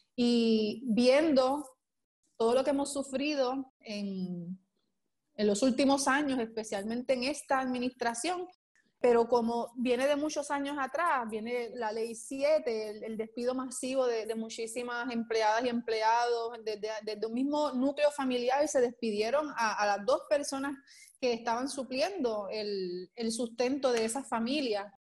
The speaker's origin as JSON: {"language": "Spanish", "country": "Puerto Rico", "tie": "born or raised there", "also_born_or_lived": "Isabela, Puerto Rico / San Juan, Puerto Rico", "said": "Soy natural de Isabela, eh, me vengo con mi familia a vivir en el área metropolitana eh, muy pequeña, como desde los cuatro años"}